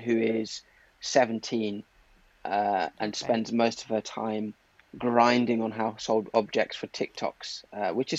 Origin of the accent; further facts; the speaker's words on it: Zimbabwe; moved away; also born or lived in Derby, England; I was born in Derby, moved to Zimbabwe when I was four, and then sort of moved back